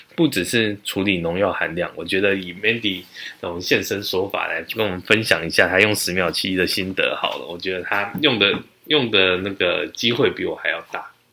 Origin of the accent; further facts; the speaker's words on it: Taichung, Taiwan; now in Taipei, Taiwan; 因为我从小是在台中长大